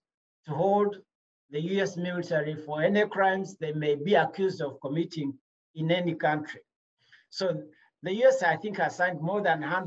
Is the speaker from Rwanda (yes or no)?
yes; Rwanda; moved away; I'm from Rwanda.